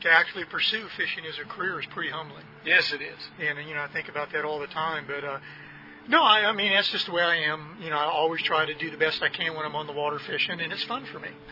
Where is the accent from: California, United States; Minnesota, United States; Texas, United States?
California, United States; Northern; I was born and raised in Northern California